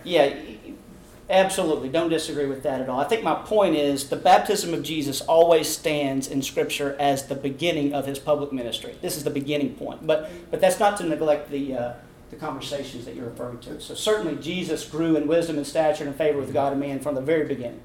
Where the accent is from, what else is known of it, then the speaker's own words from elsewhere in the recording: Abilene, Texas, United States; now in Houston, United States; I was born and raised in Abilene